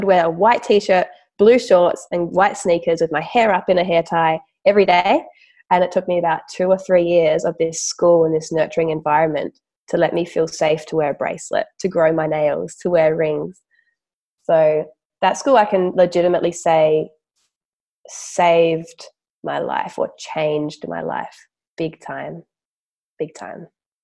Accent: Adelaide, South Australia, Australia; also born or lived in Willunga, South Australia; So I'm from Adelaide. We moved down to a beautiful country town called Wollunga

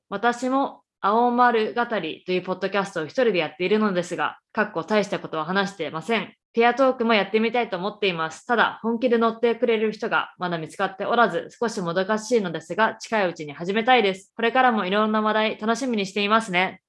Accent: Japan; moved away as an adult; also born or lived in Canada; now in Boston, United States; 日本生まれ日本育ち

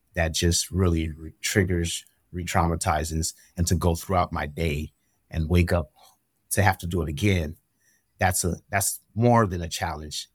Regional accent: Pasadena, California, United States; moved away; I am a young guy from Pasadena, California, um, and I had experienced a lot of trauma growing up in the Los Angeles Basin

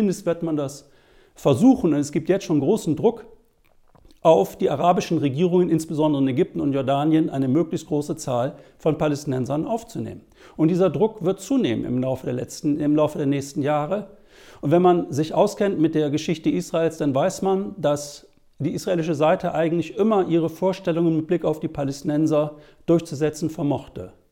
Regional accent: Germany; Was soll man denn machen als Deutscher mit palästinensischen, arabischen, muslimischen Wurzeln?

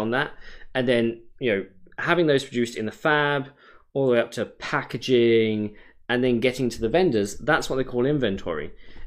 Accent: United Kingdom; now in Oregon, United States; I'm British.

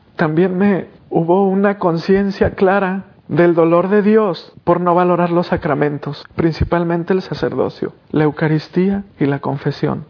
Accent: Diocese of Guadalajara, Jalisco, Mexico; en el seminario de mi, de mi diócesis en Guadalajara, México.

